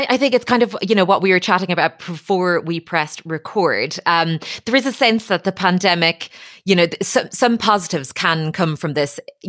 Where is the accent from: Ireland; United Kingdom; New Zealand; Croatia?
Ireland